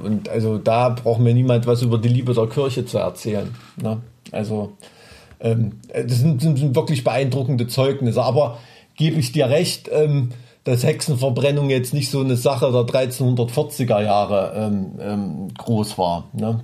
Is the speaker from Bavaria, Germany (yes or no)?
no; Thuringia, Germany; ich bin ja ein Thüringer Junge, ich bin mit Wurst aufgewachsen